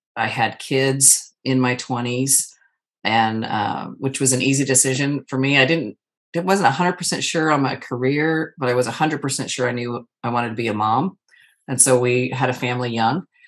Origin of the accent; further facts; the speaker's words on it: Arizona, United States; now in Texas, United States; I live in the state of Texas. I'm originally born and raised in Arizona